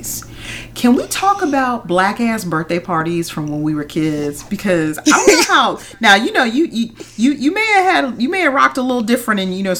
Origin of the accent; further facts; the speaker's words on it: California, United States; moved away; I grew up in California, the West Coast